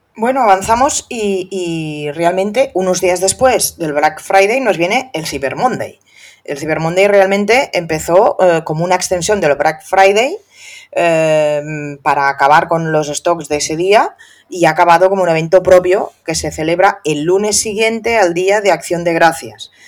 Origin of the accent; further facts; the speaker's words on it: Catalonia, Spain; soy catalana